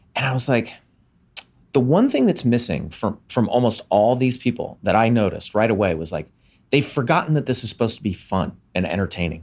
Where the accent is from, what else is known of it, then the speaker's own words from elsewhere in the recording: Montgomery, Alabama, United States; in my hometown in Montgomery, Alabama